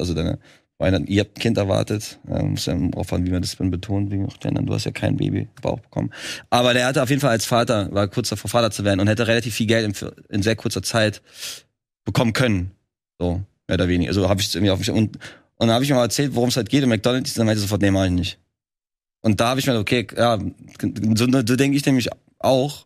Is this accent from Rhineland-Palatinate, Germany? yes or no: yes; Trier, Rhineland-Palatinate, Germany; moved away as an adult; now in Berlin, Germany; ich bin ja selber auch gar nicht aus Berlin. Ich komme ja eigentlich aus Trier, was ja auch wieder ganz weit weg ist. Und äh, wohnt zwar jetzt seit elf Jahren in Berlin